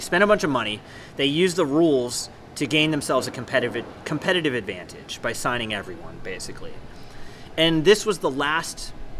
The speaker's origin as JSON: {"language": "English", "town": "San Diego", "region": "California", "country": "United States", "tie": "born or raised there"}